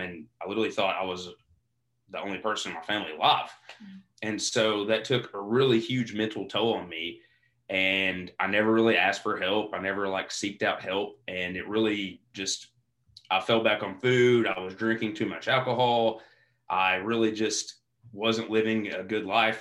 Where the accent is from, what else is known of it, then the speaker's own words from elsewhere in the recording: Eastern Kentucky, United States; growing up in Eastern Kentucky